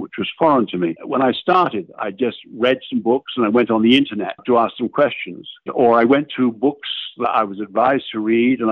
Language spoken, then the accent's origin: English; United Kingdom; moved away as an adult; now in Massachusetts, United States; I was born in the United Kingdom in 1942